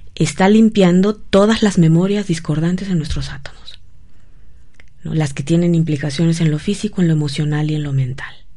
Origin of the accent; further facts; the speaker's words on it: Querétaro, Mexico; moved away; allá en mi pueblo en Querétaro